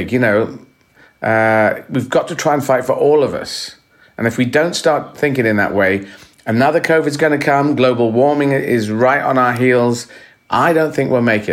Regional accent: Aden, Yemen; And I was born in Yemen. I was lucky enough to be born in the city of Aden

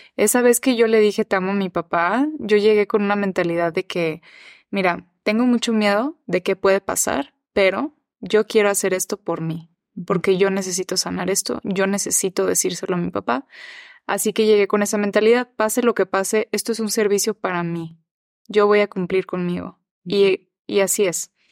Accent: Mexico; also born or lived in United States; soy mexicana, pero soy gringa también

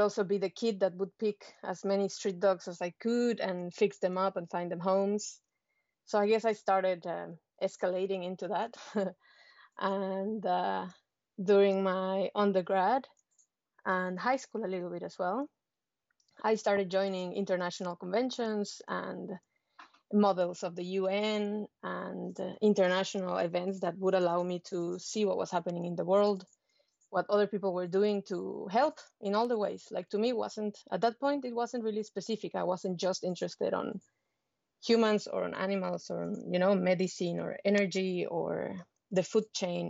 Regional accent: Mexico; moved away as an adult; now in New Zealand; I am from Mexico

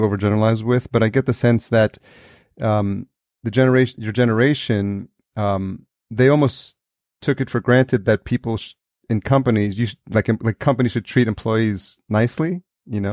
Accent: New York, United States; also born or lived in El Salvador; I was born in El Salvador and I was raised in, in New York

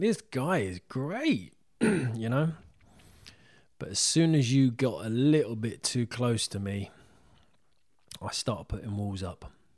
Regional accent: Isleworth, London, United Kingdom; I'm from Isleworth

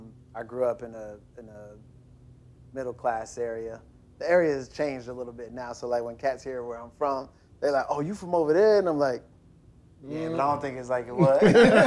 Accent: Decatur, Georgia, United States; moved away as an adult; also born or lived in Stone Mountain, Georgia / Nashville, Tennessee; I'm originally from Atlanta, from not East Atlanta, but from the East Side, which is Decatur, Georgia. I grew up between Decatur and Stone Mountain. And I went to college in Nashville for a year, Lipscomb University.

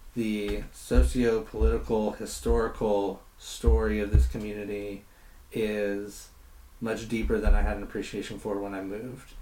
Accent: Beebe, Arkansas, United States; moved away as an adult; also born or lived in San Antonio, Texas / Little Rock, Arkansas; now in Pontiac, United States; grew up uh, in a small town called Beebe, uh, which for anybody who's around Harding is about 20 minutes from Harding University

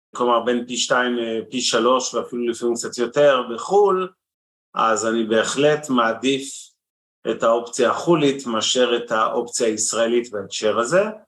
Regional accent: Israel

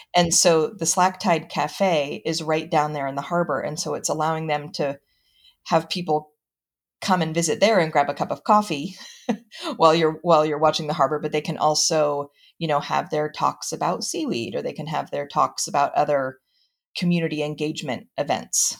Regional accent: Mendocino County, California, United States; I grew up in Mendocino County, um, have traveled the world, but continue to come back

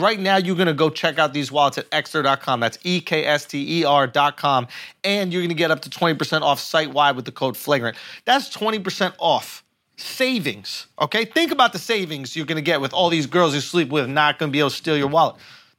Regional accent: Philippines; That's why we're fucking Filipinos

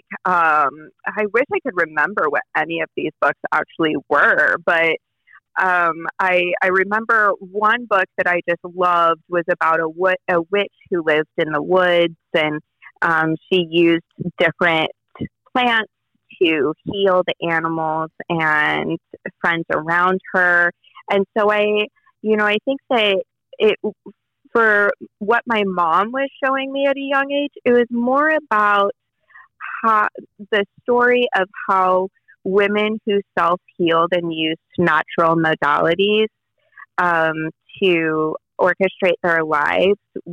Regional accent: Johannesburg, Gauteng, South Africa; also born or lived in Denver, United States; now in United States; I was born in Denver, but raised in public schools in Johannesburg

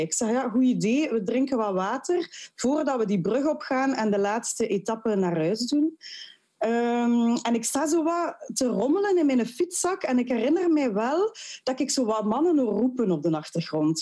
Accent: Ghent, Flanders, Belgium; als geboren en getogen Gentenaar, mijn man ook

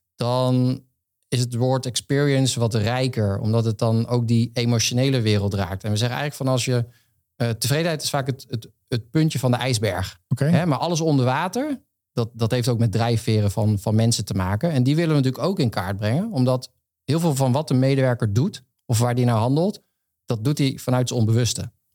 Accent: Veluwe, Gelderland, Netherlands; moved away as an adult; now in Rotterdam, Netherlands; ik van de Veluwe kom

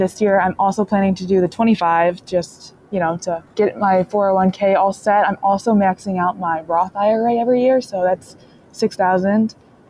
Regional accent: Michigan, United States; I'm 23. I'm from Michigan

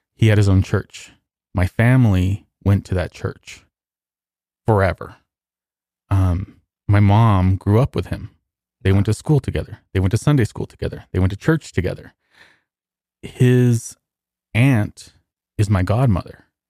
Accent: Socorro, New Mexico, United States; also born or lived in Texas; I was born in Socorro

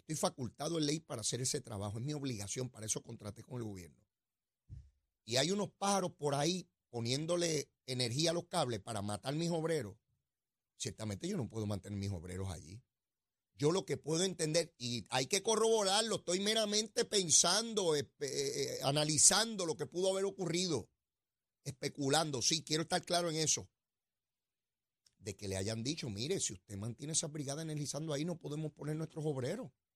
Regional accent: Puerto Rico; nuestros hermanos y hermanas puertorriqueñas

